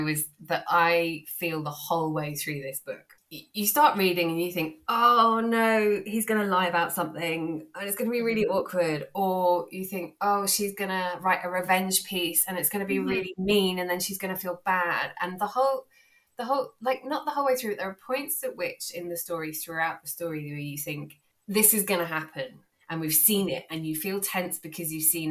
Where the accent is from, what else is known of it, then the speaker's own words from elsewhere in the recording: United Kingdom; accent: British; my lovely British accent